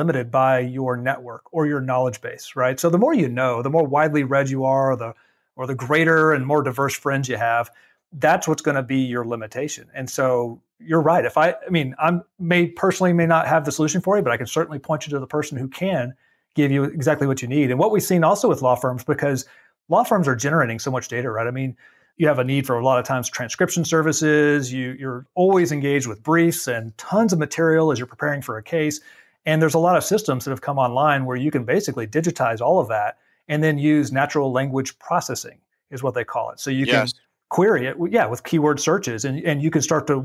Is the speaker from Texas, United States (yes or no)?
yes; Dallas, Texas, United States; I grew up in Dallas-Fort Worth